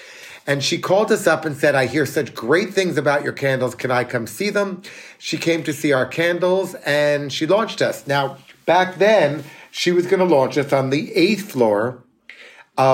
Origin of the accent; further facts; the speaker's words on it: New York City, New York, United States; But as every New Yorker who has it in their blood, we are back.